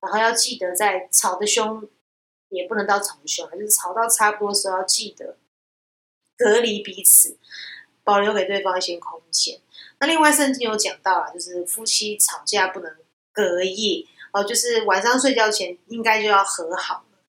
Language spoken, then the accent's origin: Chinese; Taiwan; 我会观察到我们亚洲人，特别是我们台湾人啊，有时候或华人。